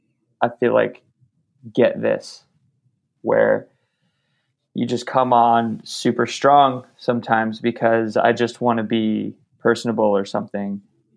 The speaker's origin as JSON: {"language": "English", "town": "Los Angeles", "region": "California", "country": "United States", "tie": "born or raised there", "said": "So I was born in LA. I was born in Whittier."}